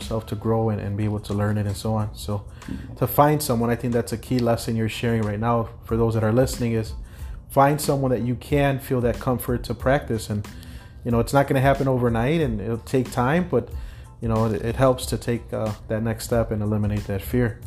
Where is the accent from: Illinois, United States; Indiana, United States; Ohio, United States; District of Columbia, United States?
Illinois, United States; Chicago; born and raised here in Chicago